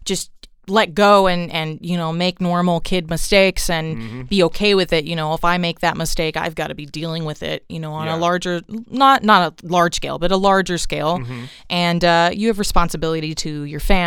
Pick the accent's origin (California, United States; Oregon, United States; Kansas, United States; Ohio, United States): California, United States; Los Angeles; also born or lived in Nashville; I grew up in Southeast Los Angeles, so basically one neighborhood over from Compton